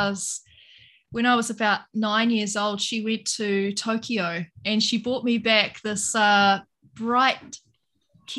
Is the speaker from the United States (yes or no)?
no; New Zealand; moved away; also born or lived in Sydney, Australia; I am a Kiwi from New Zealand, but I was living in Australia at the time